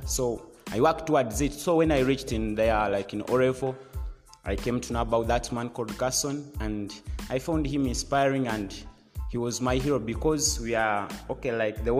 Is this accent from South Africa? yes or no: no; Rukungiri District, Western Region, Uganda; I come from Rukunjiri District. The village is Kagarama Bisel